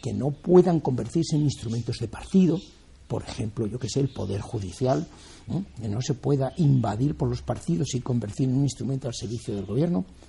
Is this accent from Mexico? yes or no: no; Spain